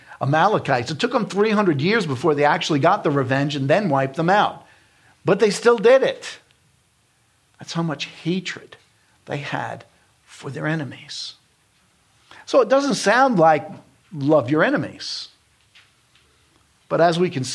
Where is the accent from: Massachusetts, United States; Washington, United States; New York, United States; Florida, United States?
New York, United States; moved away; I'm from New York, and I knew Hasidic Jews in New York because we dealt with them.